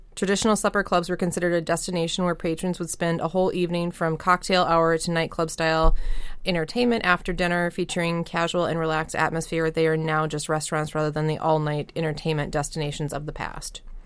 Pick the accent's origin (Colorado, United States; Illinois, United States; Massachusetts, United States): Colorado, United States; also born or lived in Minnesota; now in Wisconsin, United States; I grew up in Colorado